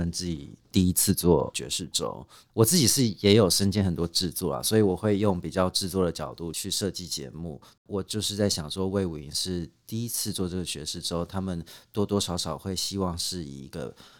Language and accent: Chinese; Yancheng, Kaohsiung, Taiwan; 》就是我童年的一首歌，因为我在那里长大的。